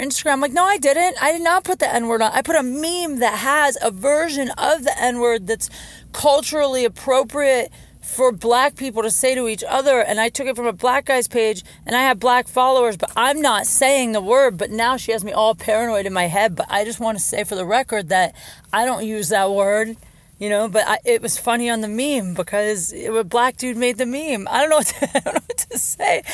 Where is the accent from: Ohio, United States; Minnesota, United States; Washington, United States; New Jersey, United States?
Ohio, United States; Jackson Township; moved away; I'm in my hometown. Canton, Ohio. Technically, I'm not from Canton. I'm from a town called Jackson Township